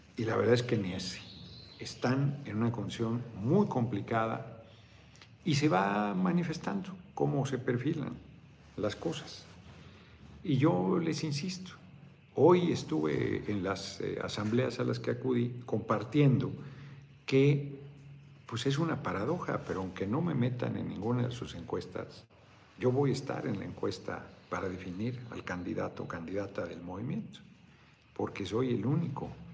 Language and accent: Spanish; Mexico City, Mexico; now in Morelos, Mexico; yo nací en el DF